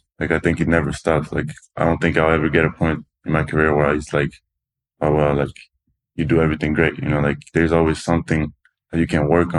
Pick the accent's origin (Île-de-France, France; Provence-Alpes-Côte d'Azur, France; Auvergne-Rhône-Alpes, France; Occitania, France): Occitania, France; Toulouse; English is a second language; Toulouse. It's like the South France.